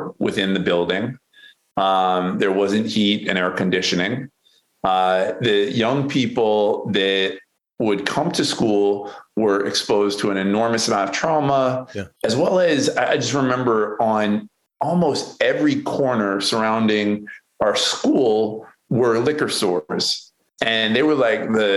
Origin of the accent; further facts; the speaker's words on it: Western Massachusetts, United States; moved away as an adult; now in Baltimore, United States; I grew up in Western Massachusetts.